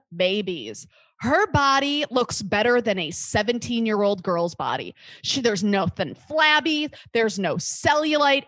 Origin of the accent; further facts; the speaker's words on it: Midwest, United States; accent: Midwest; I just have this nasal, like grating Midwest